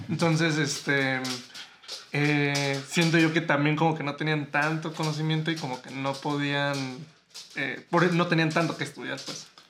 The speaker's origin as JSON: {"language": "Spanish", "country": "Mexico", "said": "mexicanos tenemos una cultura eh, muy rica"}